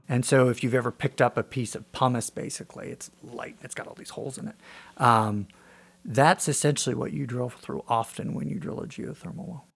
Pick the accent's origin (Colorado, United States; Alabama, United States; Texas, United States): Colorado, United States; Wray; I grew up in Ray, Colorado, north of town on a farm